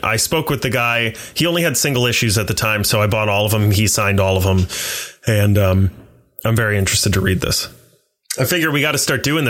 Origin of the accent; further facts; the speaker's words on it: the South, United States; I'm from the South.